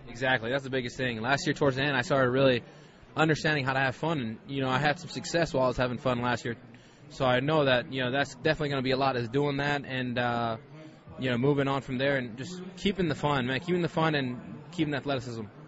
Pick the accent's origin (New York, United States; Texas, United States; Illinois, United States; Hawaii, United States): Hawaii, United States; moved away as an adult; now in St. Louis, United States; growing up in Hawaii